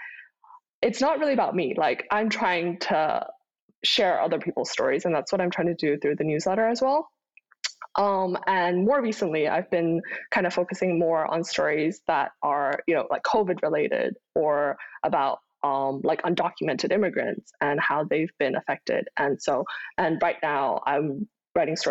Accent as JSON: {"language": "English", "region": "Kuala Lumpur", "country": "Malaysia", "tie": "born or raised there", "also_born_or_lived": "Dezhou, Shandong, China / Boston, United States", "moved": "as an adult", "lives_now": "United States", "said": "I moved to Kuala Lumpur, Malaysia, the capital of Malaysia, when I was about 6 years old"}